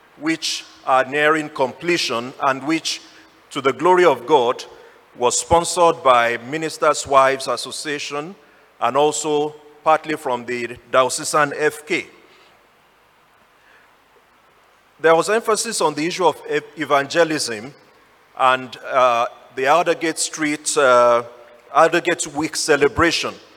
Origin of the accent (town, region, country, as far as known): Nigeria; now in Ghana